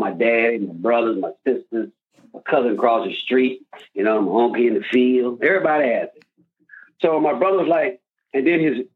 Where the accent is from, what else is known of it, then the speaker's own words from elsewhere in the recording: Glencoe, Louisiana, United States; also born or lived in New Iberia, Louisiana; We moved from Glencoe to New Iberia, where the plantation was. Then we moved back to Glencoe on the peninsula. So he can go work at Malton Salt